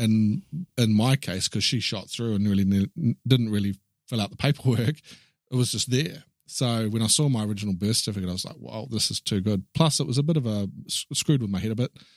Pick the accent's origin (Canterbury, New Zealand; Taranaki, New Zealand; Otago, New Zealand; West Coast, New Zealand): Canterbury, New Zealand; Christchurch; also born or lived in Wellington, New Zealand; I was born in Christchurch in New Zealand